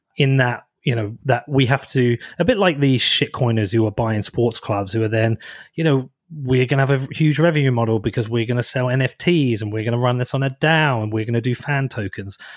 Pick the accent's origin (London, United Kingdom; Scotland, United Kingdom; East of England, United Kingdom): East of England, United Kingdom; Bedford; my hometown. Like, Bedford is a de-, deprived area